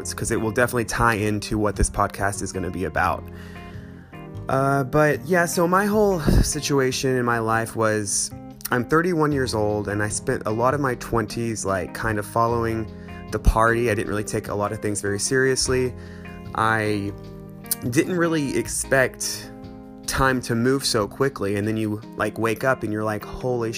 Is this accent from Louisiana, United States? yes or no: no; Fayetteville, Arkansas, United States; moved away as an adult; also born or lived in Denver, Colorado / Los Angeles; I am from Fayetteville, Arkansas originally, but I've lived all over the place